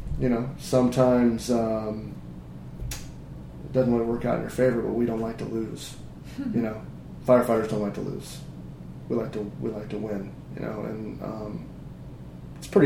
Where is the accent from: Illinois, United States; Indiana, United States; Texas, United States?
Indiana, United States; I was from Indiana, right? So I was in the middle of the farm fields